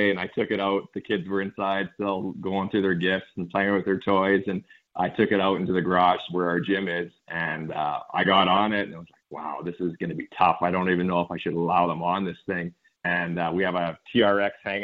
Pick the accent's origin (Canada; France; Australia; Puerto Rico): Canada; Saskatchewan; moved away as an adult; now in Texas, United States; I grew up in Saskatchewan.